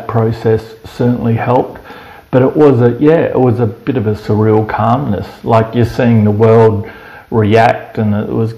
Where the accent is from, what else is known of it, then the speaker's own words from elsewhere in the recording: Berri, South Australia, Australia; moved away; also born or lived in Penrith, New South Wales; born in the Riverland or Berry in South Australia